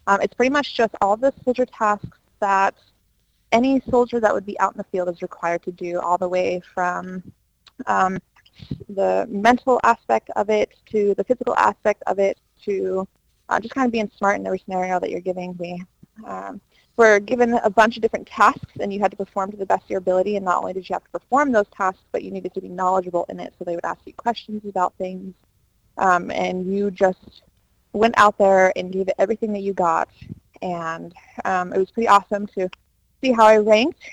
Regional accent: Philipsburg, Montana, United States; I am born and raised in Montana. I'm from Phillipsburg, is where I was raised at.

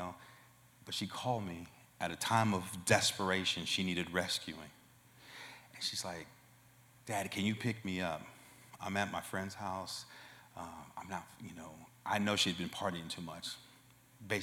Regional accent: Oakland, California, United States; I'm from Oakland, California. That was where I was born and raised.

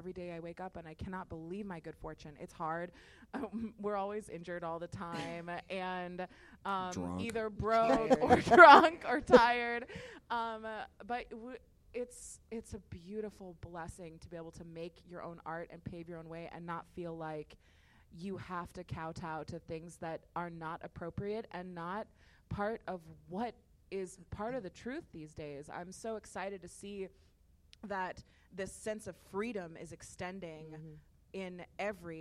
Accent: the South, United States; I grew up in the South by and large, and female

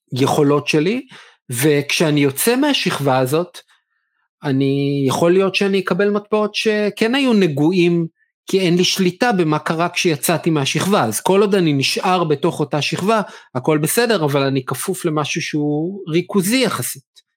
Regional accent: Israel; לנו בתור ישראלים

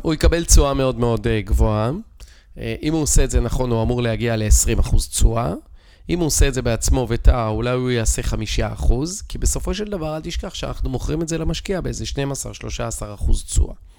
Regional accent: Israel; אנחנו כישראלים

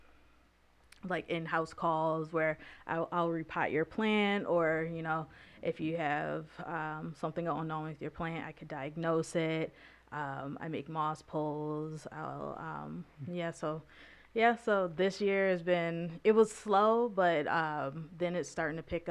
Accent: Grand Blanc, Michigan, United States; moved away as an adult; now in Lansing, United States; I was born in Grand Blanc, Michigan, so not too far from Flint

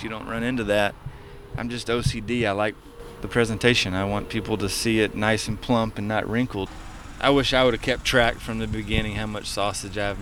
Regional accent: East Texas, United States; now in Hutto, Texas, United States; I'm from East Texas, so I'm a redneck myself.

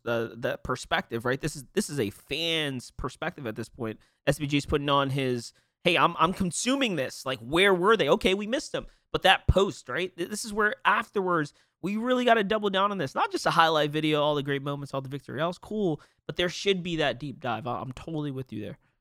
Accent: New York, United States; I'm from New York

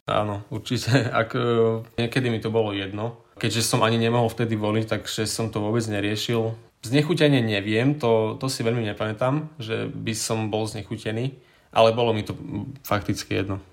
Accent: Bardejov, Prešov Region, Slovakia; som z Bardejova, mám 19 rokov

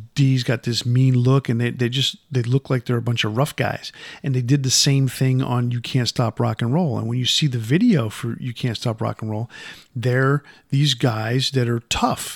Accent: Yonkers, New York, United States; moved away; growing up in Yonkers

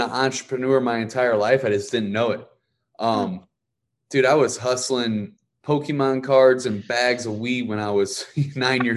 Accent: Ferguson, Missouri, United States; I'm from Ferguson, Missouri.

